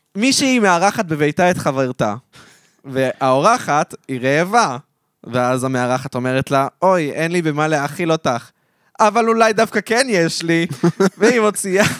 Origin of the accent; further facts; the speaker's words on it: Modi'in Illit, Israel; למודיעין עילית, שם גדלתי